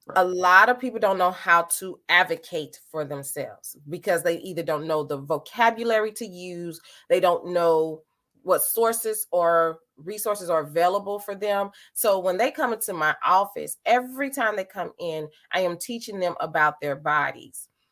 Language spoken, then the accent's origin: English; St. Louis, Missouri, United States; I hail from St. Louis, Missouri. I born, raised here